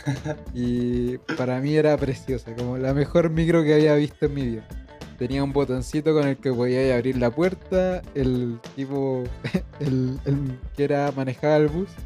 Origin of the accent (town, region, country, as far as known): Chile; moved away